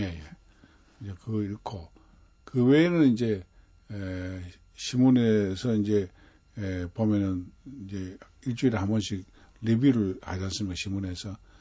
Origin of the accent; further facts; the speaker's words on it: Cheongsong, North Gyeongsang, South Korea; 제가 태어난 곳이요. 월전입니다.